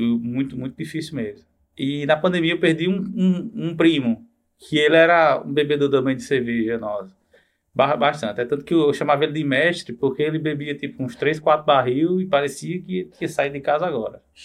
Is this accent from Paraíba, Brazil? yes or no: yes; Bananeiras, Paraíba, Brazil; moved away as an adult; also born or lived in João Pessoa / Brasília / Rio de Janeiro; Eu passei minha infância em bananeiras